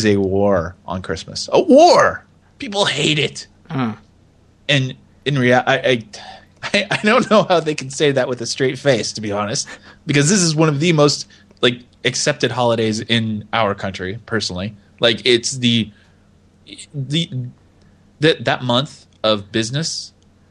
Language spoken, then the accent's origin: English; United States; I'm an American.